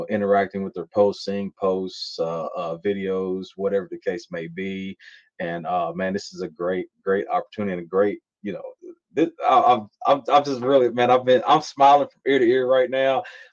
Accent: Louisville, Kentucky, United States; I was born and raised in Louisville, Kentucky

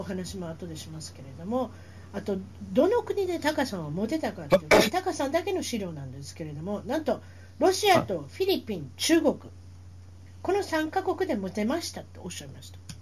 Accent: Osaka, Japan; moved away as an adult; now in Orange County, United States; 私大阪です

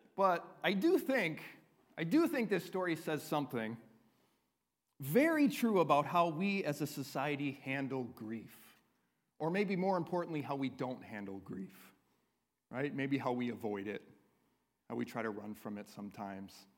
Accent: United States; we as American Christians

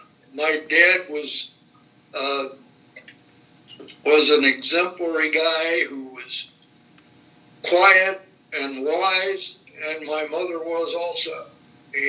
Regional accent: Fort Wayne, Indiana, United States; I was born here in Fort Wayne on November 5

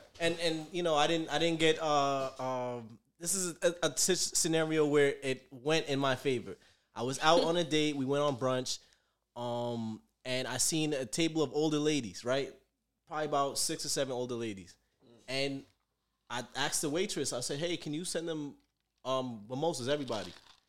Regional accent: Jamaica; I'm Jamaican. I'm if you with it, I'm with it.

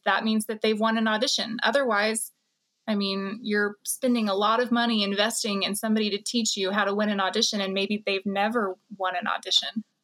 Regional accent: Texas, United States; I grew up in Texas like Brian, but far apart from Brian

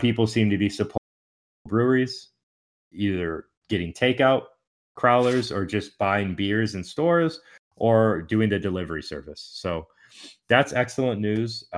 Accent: Houston, Texas, United States; growing up in Houston

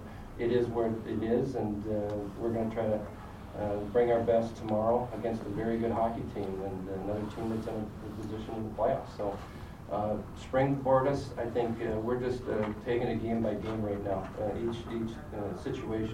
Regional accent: South St. Paul, Minnesota, United States; growing up in Minnesota and South St. Paul

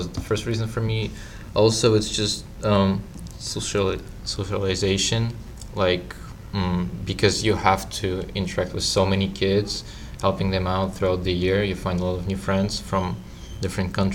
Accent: Ukraine; now in Florida, United States; I'm from Ukraine.

